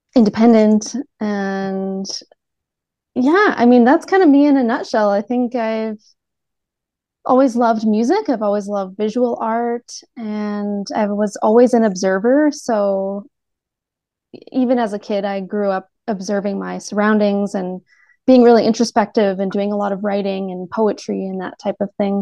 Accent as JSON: {"language": "English", "country": "Canada", "tie": "born or raised there", "said": "growing up in Canada"}